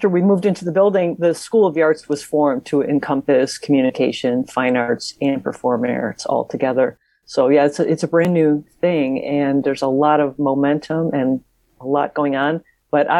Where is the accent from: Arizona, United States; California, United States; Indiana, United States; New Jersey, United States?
Indiana, United States; Chicago and then Northwest; I grew up in the Chicago and then Northwest Indiana area